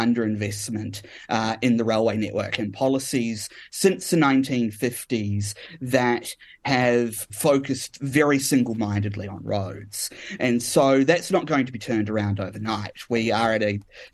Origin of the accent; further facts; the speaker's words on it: Kapiti Coast, Wellington, New Zealand; now in Perth, Australia; as a very young age growing up on the Kapiti Coast